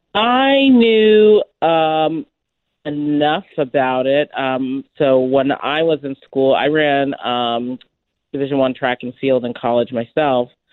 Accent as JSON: {"language": "English", "town": "Boston", "region": "Massachusetts", "country": "United States", "tie": "born or raised there", "said": "I'm New England born and bred"}